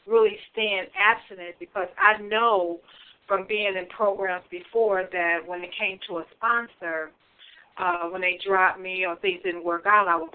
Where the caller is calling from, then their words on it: Michigan, United States; I'm calling from Michigan.